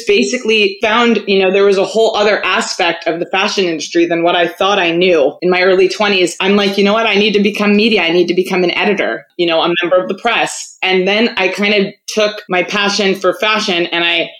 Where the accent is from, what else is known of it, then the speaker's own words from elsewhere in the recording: Malibu, California, United States; also born or lived in Los Angeles; I'm born and raised in LA. I grew up in Malibu